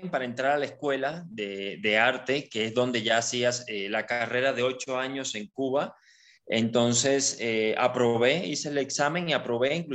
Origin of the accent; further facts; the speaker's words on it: Ukraine; Bueno, resulta que soy ucraniano, este